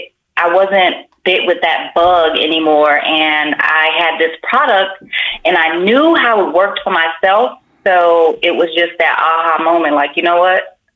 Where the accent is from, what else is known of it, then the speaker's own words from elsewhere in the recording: Miami, Florida, United States; also born or lived in Las Vegas; now in California, United States; Las Vegas, and I am from Miami.